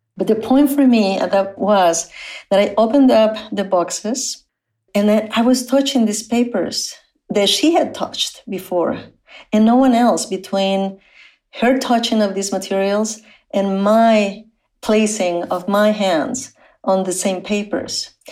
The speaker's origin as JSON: {"language": "English", "town": "Matamoros", "region": "Tamaulipas", "country": "Mexico", "tie": "born or raised there", "second_language": "English", "moved": "yes", "said": "I was born on the Mexican side of the US Mexico border in the city of Matamoros"}